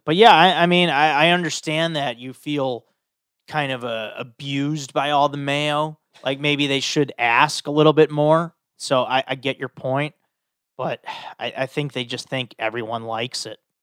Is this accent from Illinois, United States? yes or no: yes; Chicago, Illinois, United States; I'm from Chicago.